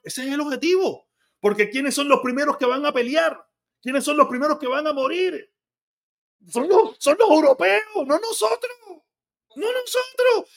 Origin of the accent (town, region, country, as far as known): Cuba; moved away